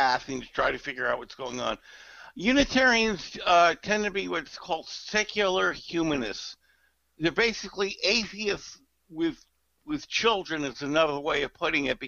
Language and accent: English; Connecticut, United States; also born or lived in New York; now in Charleston, United States; I grew up in Connecticut, which is outside of New York City, but an hour away